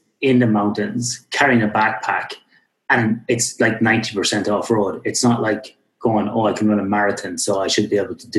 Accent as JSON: {"language": "English", "country": "Australia", "also_born_or_lived": "Perth, Australia", "accent": "Australian", "said": "I have got my Australian accent and it's very strong"}